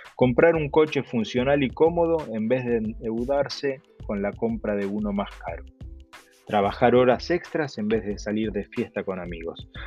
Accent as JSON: {"language": "Spanish", "country": "Argentina", "tie": "born or raised there", "accent": "Argentine", "moved": "as an adult", "said": "por mi acento, eh, yo soy argentino, viví en Argentina los primeros 38 años de mi vida."}